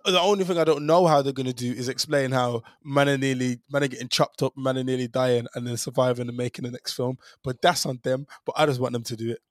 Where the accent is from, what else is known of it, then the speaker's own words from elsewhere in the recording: Birmingham, West Midlands, United Kingdom; a Jamaican man from, uh, Birmingham